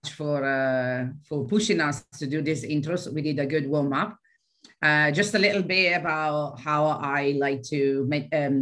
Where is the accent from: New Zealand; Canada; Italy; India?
Italy; Brescia, Lombardy; now in United Kingdom; I am of Italian origins, but I'm actually based in the UK. So I am actually from the city where your company was founded